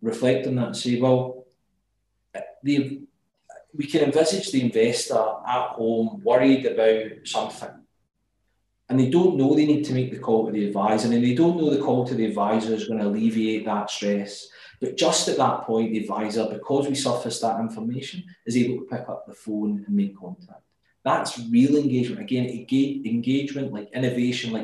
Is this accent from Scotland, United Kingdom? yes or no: yes; Glasgow, Scotland, United Kingdom; as you can tell by my accent, I'm from Glasgow